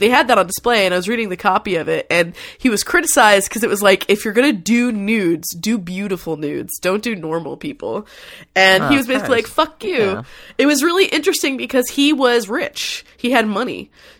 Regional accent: Fort Worth, Texas, United States; it's to my hometown of Fort Worth, Texas has a lot of really good museums

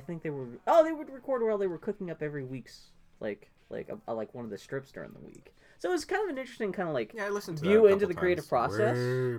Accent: Pittsburgh, Pennsylvania, United States; And because, I was from Pittsburgh and stuff.

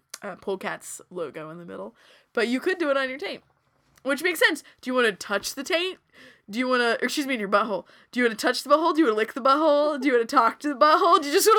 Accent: Texas, United States; I am a Texan. I say this as a Texan.

